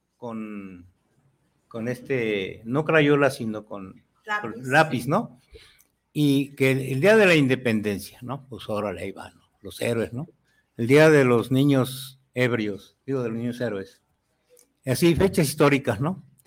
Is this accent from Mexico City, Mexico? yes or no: yes; Mexico City, Mexico; nací en la Ciudad de México, ¿no? Soy mexica, no, soy mexica. Chilango.